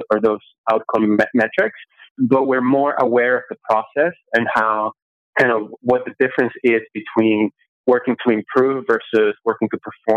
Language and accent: English; Venezuela; now in United States; I grew up in Venezuela in an apartment building where all the walls are cement